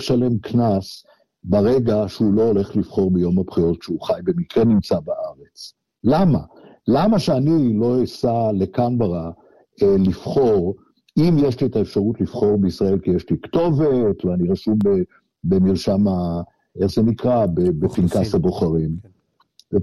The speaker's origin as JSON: {"language": "Hebrew", "country": "Israel", "moved": "as an adult", "lives_now": "Australia", "said": "אני מדבר כישראלי החי היום מחוץ לישראל"}